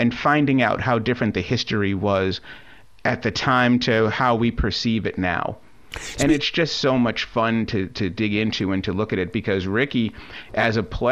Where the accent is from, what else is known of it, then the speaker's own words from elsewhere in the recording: Boston, Massachusetts, United States; I grew up in Boston.